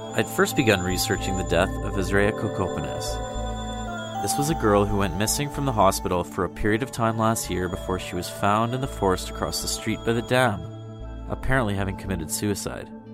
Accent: Kenora, Ontario, Canada; moved away; I grew up in the community

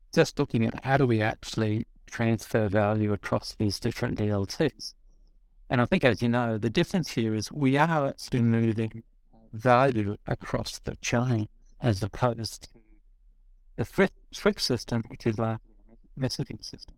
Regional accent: Australia; I'm Australian

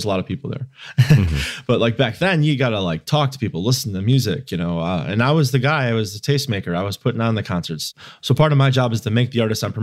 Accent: Chicago, Illinois, United States; also born or lived in Indiana; I was in college in Indiana, but I'm from Chicagoland.

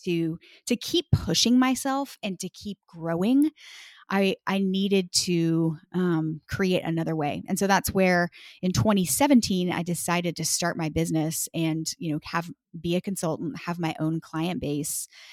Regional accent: Texas, United States; moved away as an adult; now in Washington, D.C., United States; I'm actually from, born and raised in Texas, and we lived in Texas for our whole lives until twenty seventeen

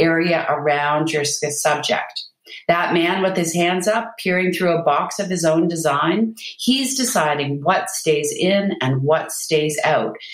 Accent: Canada; I'm Canadian. I'm in Canada

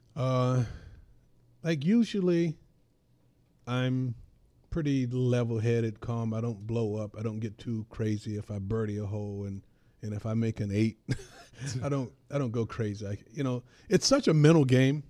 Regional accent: North Carolina, United States; I grew up in North Carolina

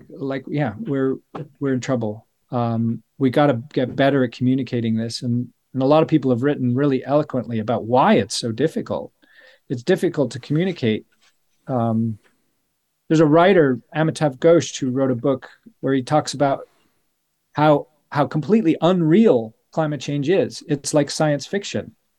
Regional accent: Denver, Colorado, United States; moved away as an adult; now in United Kingdom; I was growing up in Colorado, and Saint Francis is the patron saint of Denver, where I was born

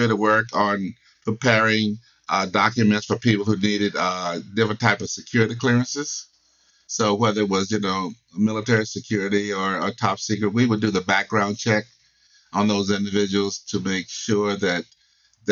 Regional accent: the South, United States; I grew up in the South

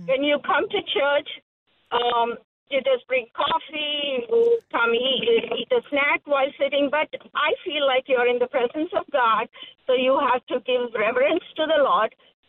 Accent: Hyderabad, Telangana, India; now in Chicago, United States; I'm from India, Hyderabad.

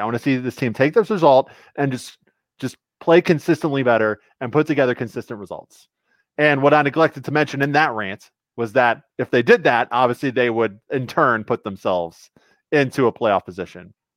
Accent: United States; also born or lived in Twin Cities, United States; now in Minneapolis, United States; I'm from the Quad Cities, born and raised in the Quad Cities.

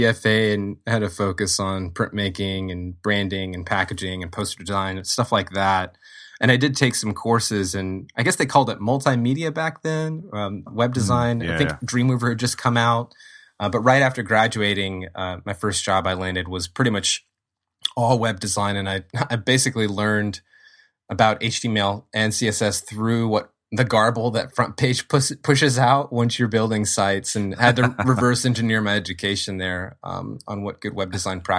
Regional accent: Lafayette, Louisiana, United States; there is a really strong arts and cultural scene in Lafayette, where I grew up, and in Louisiana in general.

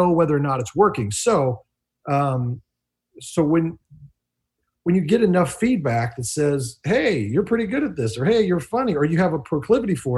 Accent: Midwest, United States; I come from the Midwest

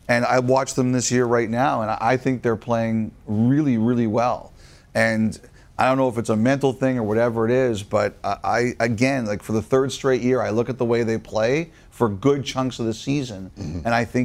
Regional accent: Toronto, Ontario, Canada; I grew up in Toronto

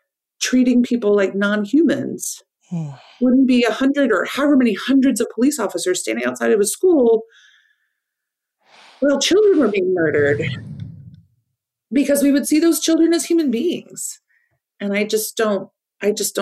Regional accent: Iowa, United States; moved away as an adult; now in Washington, D.C., United States; I was just a weird kid growing up in Iowa

